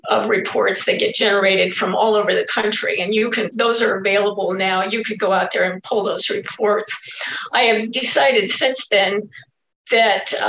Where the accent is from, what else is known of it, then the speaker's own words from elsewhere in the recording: Albion, Nebraska, United States; also born or lived in Wayne, Nebraska; I was born in Wayne, Nebraska, and grew up all my years in Albion from kindergarten all the way to when I graduated